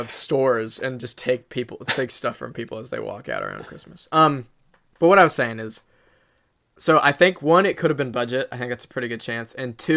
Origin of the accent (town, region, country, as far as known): Midwest, United States